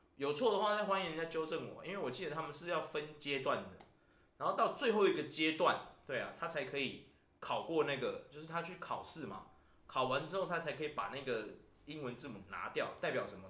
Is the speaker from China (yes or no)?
no; Taiwan; 我们台湾人